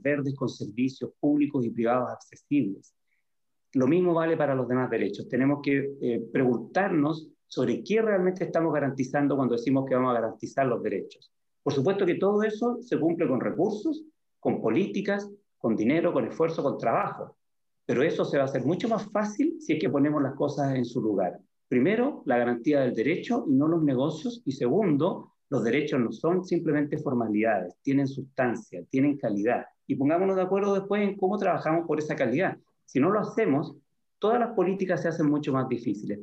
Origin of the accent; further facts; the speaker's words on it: San Antonio, Valparaíso, Chile; moved away as an adult; also born or lived in Santiago; yo soy de San Antonio, una ciudad en la que cuando, eh, bueno, cuando yo cumplí 18 y salí del liceo, eh, del liceo fiscal, tuve que eh, irme a Santiago a estudiar